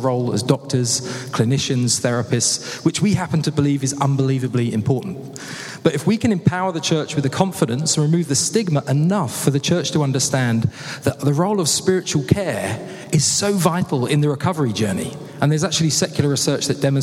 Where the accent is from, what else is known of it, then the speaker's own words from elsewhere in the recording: Haywards Heath, South East England, United Kingdom; accent: British; now in Vancouver, Canada; I was actually born and bred in Hayward's Heath